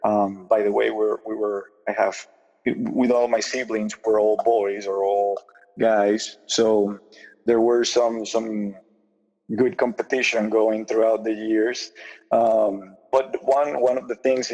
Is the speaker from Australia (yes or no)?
no; Puerto Rico; first language Spanish; English is a second language; now in Michigan, United States; I grew up in Puerto Rico. I was born there back in the 80s